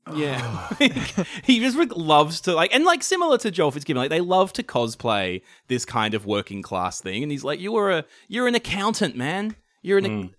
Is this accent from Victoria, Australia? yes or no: yes; Shepparton, Victoria, Australia; I grew up in in Shepparton, which is just in northern Victoria